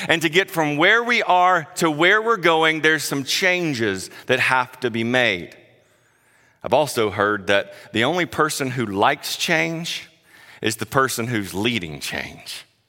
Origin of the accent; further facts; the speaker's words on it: South Carolina, United States; moved away; I grew up in South Carolina, if you can't tell my accent